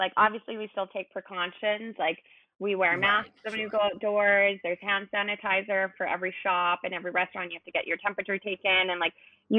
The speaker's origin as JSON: {"language": "English", "town": "Vancouver", "region": "British Columbia", "country": "Canada", "moved": "as an adult", "lives_now": "Cape Town, South Africa", "said": "I'm from Canada, from Vancouver originally."}